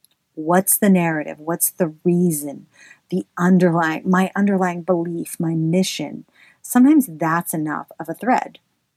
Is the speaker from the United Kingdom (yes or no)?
no; the South, United States; accent: Southern; I should say this in my southern accent